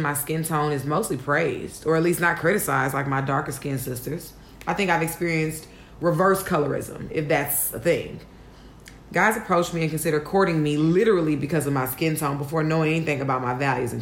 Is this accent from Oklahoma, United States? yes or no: no; Houston, Texas, United States; moved away as an adult; now in New York, United States; I'm from Houston, Texas